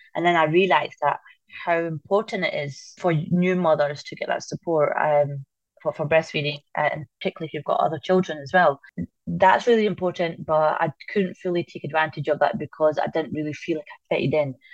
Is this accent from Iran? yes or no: no; Falkirk, Scotland, United Kingdom; moved away as an adult; also born or lived in London; growing up in Falkirk